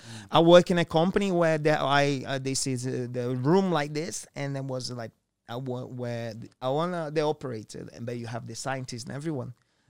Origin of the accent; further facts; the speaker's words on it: Japan; I'm from Japan.